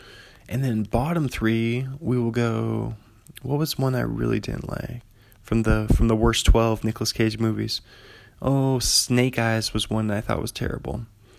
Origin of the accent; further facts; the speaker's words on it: Pullman, Washington, United States; So I'm an author from Pullman, Washington.